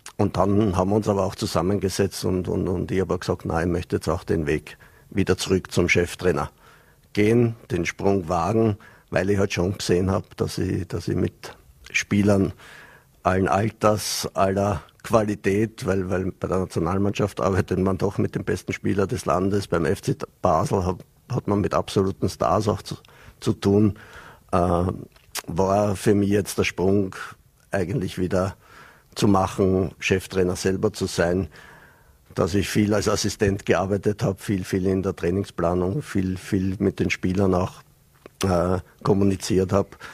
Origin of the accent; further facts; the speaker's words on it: Vienna, Austria; moved away as an adult; also born or lived in Switzerland / Vorarlberg; now in Dornbirn, Austria; habe mich zwar meiner Heimat Wien ein bisschen angenähert jetzt, nachdem ich vier Jahre in der Schweiz war